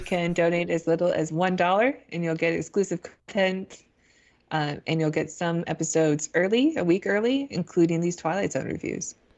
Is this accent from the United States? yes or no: yes; United States